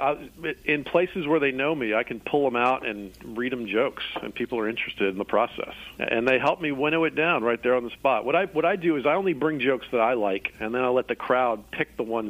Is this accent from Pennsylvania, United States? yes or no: no; Atlanta, Georgia, United States; I grew up in Atlanta, so I've been a Falcons fan forever, which has been a tough life.